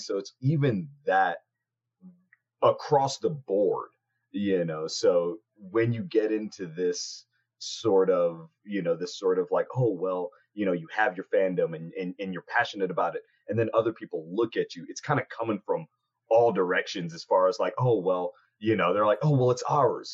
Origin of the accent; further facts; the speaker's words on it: Huntington Beach, California, United States; I'm from Huntington Beach, California